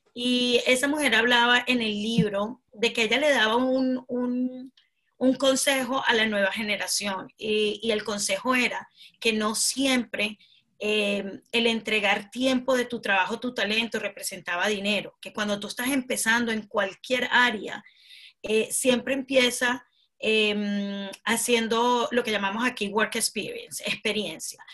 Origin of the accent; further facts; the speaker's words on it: Venezuela; now in United Kingdom; soy venezolana de corazón nato, me encanta mi país Venezuela